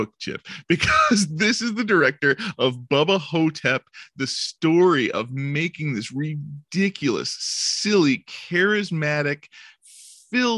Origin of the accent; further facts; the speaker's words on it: Illinois, United States; I was born in California instead of in Illinois